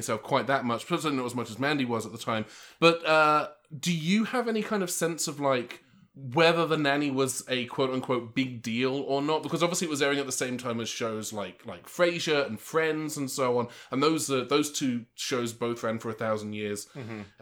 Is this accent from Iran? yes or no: no; United Kingdom; moved away as an adult; now in United States; I was in the UK, where I was born and grew up, as if the accent didn't give it away.